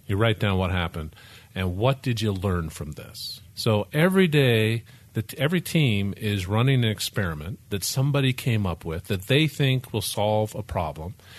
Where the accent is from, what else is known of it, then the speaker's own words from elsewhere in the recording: Memphis, Tennessee, United States; I grew up in Tennessee, in Memphis